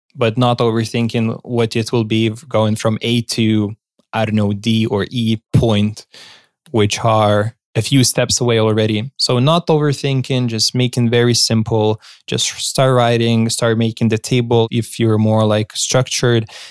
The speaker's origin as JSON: {"language": "English", "country": "Lithuania", "said": "my home country"}